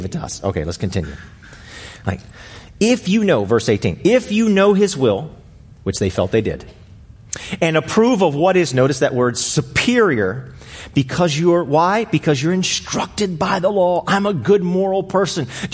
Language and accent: English; Arlington, United States; I grew up here in Arlington my entire life